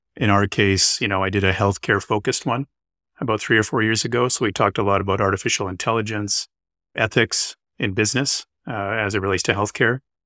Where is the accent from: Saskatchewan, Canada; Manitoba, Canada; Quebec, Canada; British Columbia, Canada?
Manitoba, Canada; Winnipeg; moved away as an adult; also born or lived in Calgary, Alberta / London, Ontario / Boston; now in Vancouver, Canada; I grew up in Winnipeg, Manitoba, which is, uh, just north of North Dakota